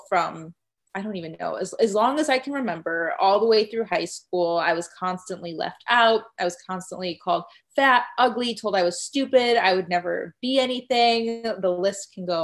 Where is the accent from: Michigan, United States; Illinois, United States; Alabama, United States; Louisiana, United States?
Illinois, United States; Chicago; moved away as an adult; also born or lived in Arizona; I'm from Chicago and I went to school in Arizona